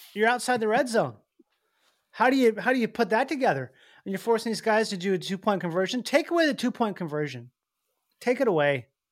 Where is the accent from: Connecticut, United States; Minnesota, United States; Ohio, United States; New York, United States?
Minnesota, United States; I grew up in Minnesota